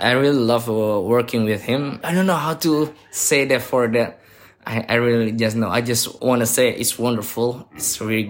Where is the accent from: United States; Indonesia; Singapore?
Indonesia; Jakarta; English is a second language; I'm from Jakarta.